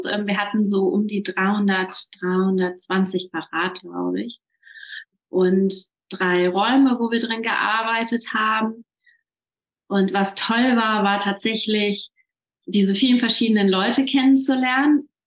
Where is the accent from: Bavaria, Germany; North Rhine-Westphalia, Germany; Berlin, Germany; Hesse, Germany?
North Rhine-Westphalia, Germany; Düsseldorf; ich komme aus Düsseldorf und habe äh, ein hybrides Yoga-Studio, Yoga Now heißt das.